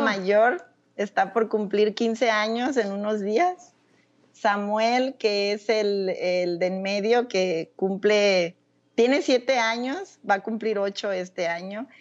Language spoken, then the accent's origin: Spanish; Casimiro Castillo, Jalisco, Mexico; moved away as an adult; also born or lived in North Carolina, United States / Florida, United States / Germany; now in Nebraska, United States; yo nací en un pueblo de Jalisco llamado Casimiro Castillo. Eh, soy la menor, soy la menor de tres hermanos